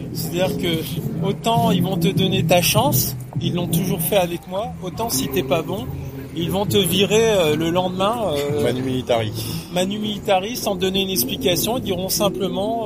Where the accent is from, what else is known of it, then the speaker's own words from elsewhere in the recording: France; now in Russia; Je suis français, je parle français